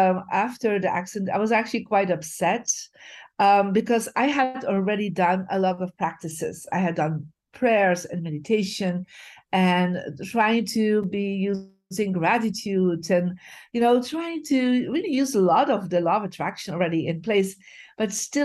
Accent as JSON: {"language": "English", "town": "Bruges", "region": "Flanders", "country": "Belgium", "tie": "born or raised there", "moved": "yes", "said": "I'm originally from Belgium, from a beautiful city called Bruges. And so my journey started living in a lower class family"}